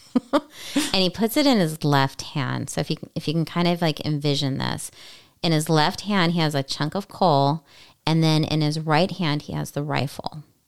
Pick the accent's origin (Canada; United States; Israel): United States; California; we are from California